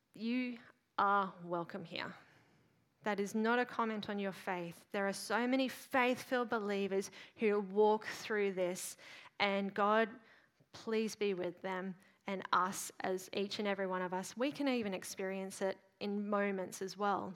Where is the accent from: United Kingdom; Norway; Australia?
Australia; Queensland; as a Queenslander